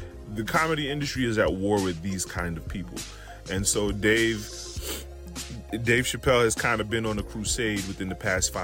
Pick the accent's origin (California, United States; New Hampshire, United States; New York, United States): New York, United States; New York City; Me growing up in New York City